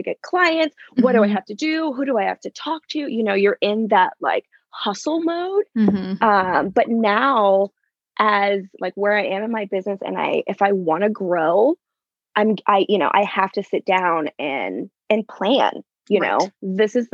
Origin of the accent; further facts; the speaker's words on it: California, United States; now in Napa, United States; I wasn't raised here. I was born still in California, but probably, how far am I? Maybe like 30, 45 minutes away.